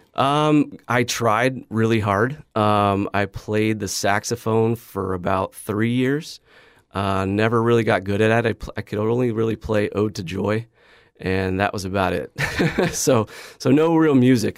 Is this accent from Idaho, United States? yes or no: yes; Boise, Idaho, United States; growing up in Idaho was amazing